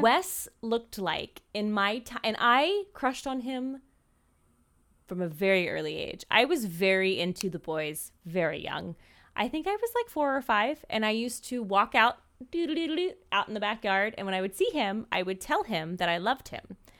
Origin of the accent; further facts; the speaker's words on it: Maryland, United States; I grew up in Maryland in this super, super small town